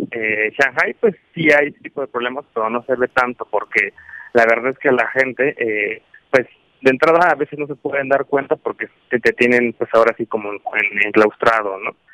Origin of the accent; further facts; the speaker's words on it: Mazatlán, Sinaloa, Mexico; Mazatlán, Sinaloa.